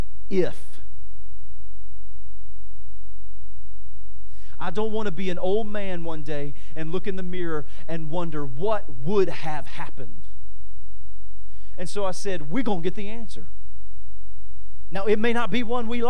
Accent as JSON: {"language": "English", "town": "Winnsboro", "region": "Louisiana", "country": "United States", "moved": "as an adult", "lives_now": "Washington, D.C., United States", "said": "I'm from Winnsboro, Louisiana"}